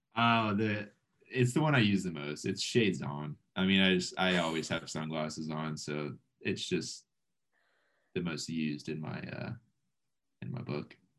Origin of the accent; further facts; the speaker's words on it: South Florida, United States; I'm from South Florida